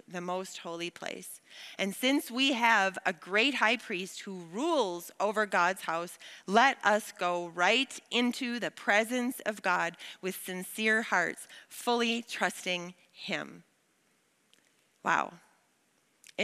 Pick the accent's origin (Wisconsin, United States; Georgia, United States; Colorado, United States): Wisconsin, United States; I grew up in Wisconsin